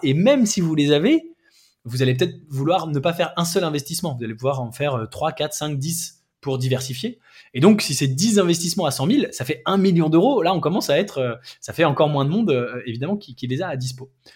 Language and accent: French; France; nous, en tant que Français